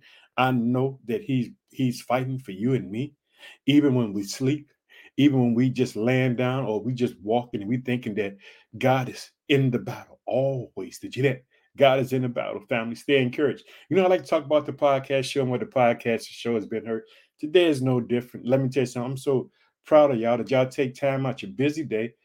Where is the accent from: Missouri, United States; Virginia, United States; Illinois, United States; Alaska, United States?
Illinois, United States; the state of Illinois, which is my home state